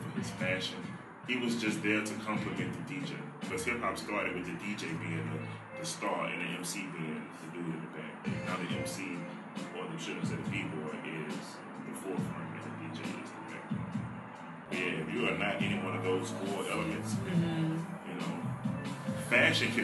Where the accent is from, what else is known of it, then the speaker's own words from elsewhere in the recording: Baton Rouge, Louisiana, United States; I was born in Baton Rouge. Spent the first part of my childhood in South Baton Rouge on South 17th Street